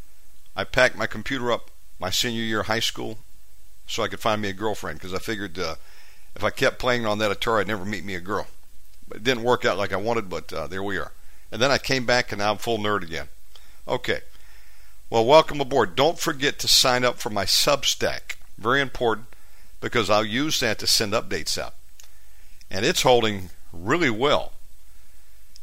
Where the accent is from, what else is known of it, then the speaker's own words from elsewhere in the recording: United States; moved away as an adult; now in Bali, Indonesia; I'm from America, and I've been in Bali 7 years